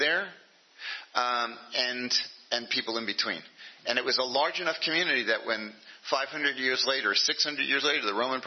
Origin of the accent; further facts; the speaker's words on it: United States; I am American